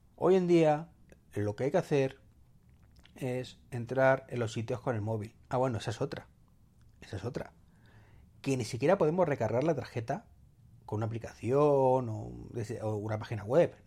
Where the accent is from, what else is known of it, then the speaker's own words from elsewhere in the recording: Madrid, Community of Madrid, Spain; los que somos o sois o somos, sí, de Madrid